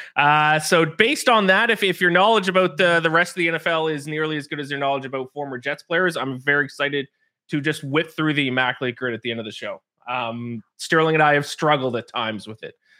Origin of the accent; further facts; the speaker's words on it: Canada; me growing up being Canadian